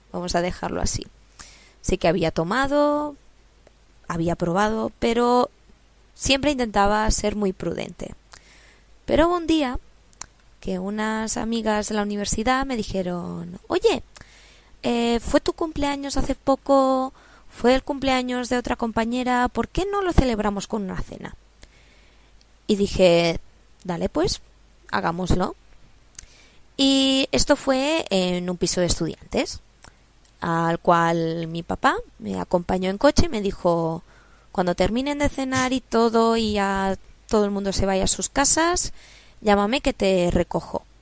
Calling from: Barcelona, Catalonia, Spain; os hablo desde Barcelona, España

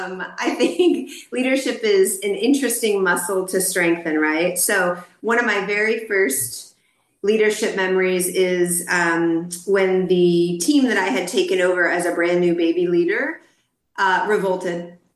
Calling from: Dallas, Texas, United States; I'm calling in from Dallas, Texas, my home city and state.

